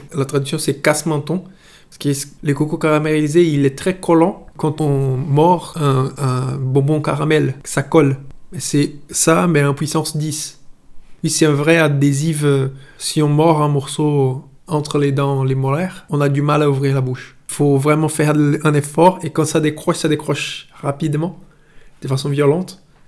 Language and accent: French; Itabuna, Bahia, Brazil; French is a second language; moved away as an adult; now in France; j'ai 38 ans, je suis brésilien et je vis en France depuis 4 ans